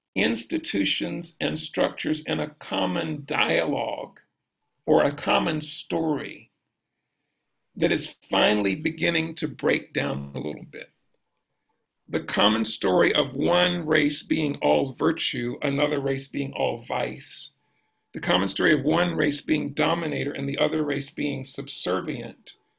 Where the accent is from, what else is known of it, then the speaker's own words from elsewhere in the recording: Brunswick, Georgia, United States; now in Louisville, United States; I grew up in Georgia, South Georgia